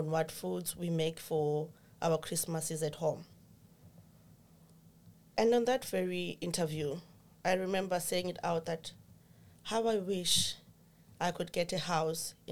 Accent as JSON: {"language": "English", "country": "Zimbabwe", "moved": "as an adult", "lives_now": "Ireland", "said": "Originally, I'm from Zimbabwe. Now I reside here in Ireland."}